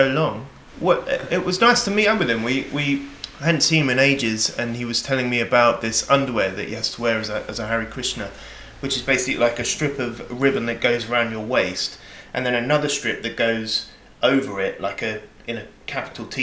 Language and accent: English; Hemel Hempstead, East of England, United Kingdom; moved away; I grew up in Hemel Hempstead